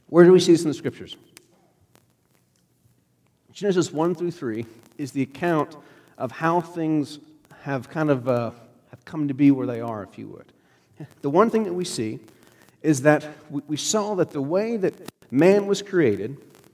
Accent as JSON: {"language": "English", "country": "United States", "said": "I'm American"}